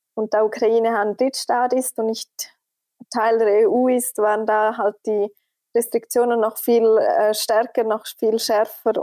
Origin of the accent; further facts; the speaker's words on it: Switzerland; als Schweizerin